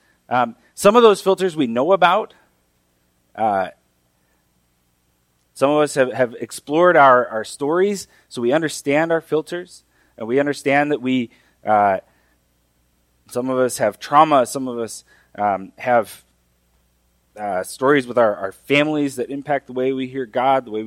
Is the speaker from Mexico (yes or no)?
yes; Mexico; moved away; The Bible that I grew up reading in Mexico is the Reina Valera